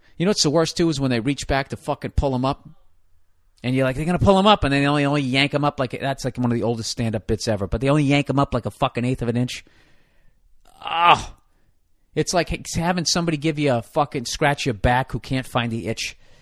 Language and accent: English; United States; I'm an American